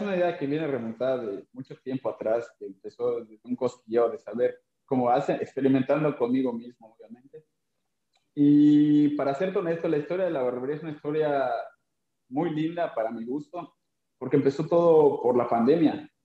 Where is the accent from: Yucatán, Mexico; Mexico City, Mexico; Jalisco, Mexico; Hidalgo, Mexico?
Yucatán, Mexico; Mérida; yo soy de Mérida, Yucatán, vengo de un lugar que se llama Cancín